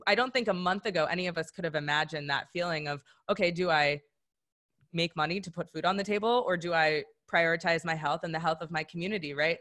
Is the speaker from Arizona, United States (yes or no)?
no; Madison, Wisconsin, United States; I'm from Madison, Wisconsin